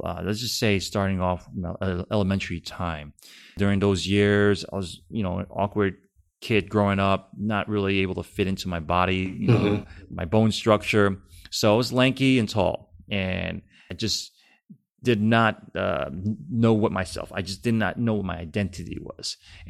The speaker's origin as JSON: {"language": "English", "region": "California", "country": "United States", "said": "I'm from Cali"}